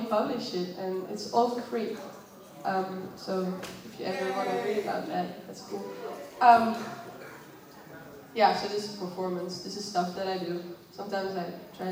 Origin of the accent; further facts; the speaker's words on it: Netherlands; I come from the Netherlands